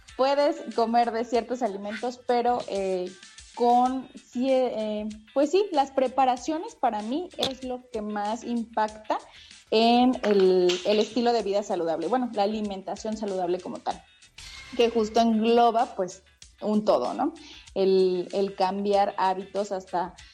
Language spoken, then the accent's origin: Spanish; Veracruz, Mexico; moved away as an adult; now in Mexico City, Mexico; yo que soy veracruzana, pues estudié ahí en, la Universidad Veracruzana